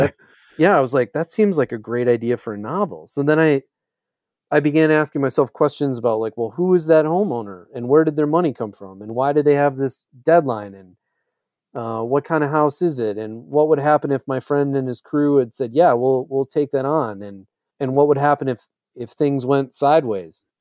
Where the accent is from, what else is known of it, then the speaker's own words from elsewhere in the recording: Eau Claire, Wisconsin, United States; growing up in Eau Claire, Wisconsin